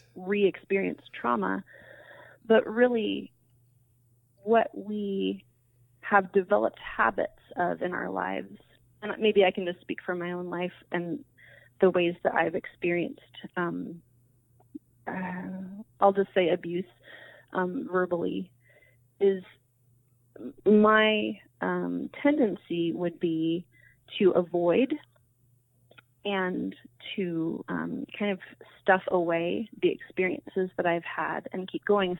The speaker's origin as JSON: {"language": "English", "town": "San Diego", "region": "California", "country": "United States", "tie": "born or raised there", "moved": "as an adult", "said": "I was born and raised in San Diego"}